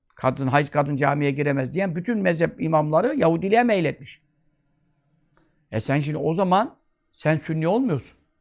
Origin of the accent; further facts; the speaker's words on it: Turkey; Ben Türk'üm